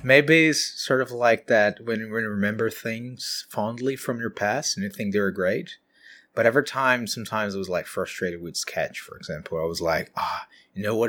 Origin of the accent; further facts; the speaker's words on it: countryside of São Paulo, Brazil; moved away as an adult; now in Auckland, New Zealand; I'm from Brazil, so we're the, the city on the countryside of São Paulo